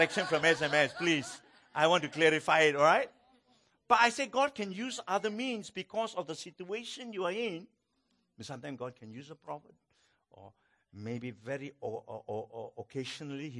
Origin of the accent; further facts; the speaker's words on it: Malaysia; I'm from Malaysia